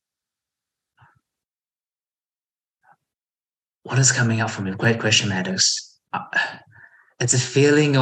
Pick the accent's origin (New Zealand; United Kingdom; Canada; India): New Zealand; also born or lived in Taiwan; I was born in Taiwan and we moved to New Zealand when I was 4